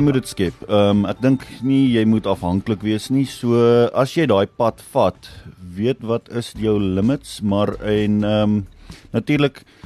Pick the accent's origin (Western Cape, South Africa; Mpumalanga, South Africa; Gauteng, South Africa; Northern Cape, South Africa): Mpumalanga, South Africa; Badplaas; now in Nelspruit, South Africa; ek is oorspronklik van Badplaas